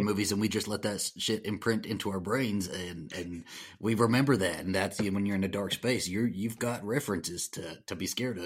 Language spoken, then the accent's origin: English; the South, United States; I, I, I'm, I'm from the South.